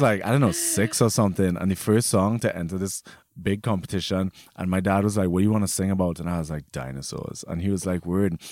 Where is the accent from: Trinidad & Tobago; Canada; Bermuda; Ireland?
Trinidad & Tobago; moved away as an adult; now in Germany; I grew up in Trinidad my whole life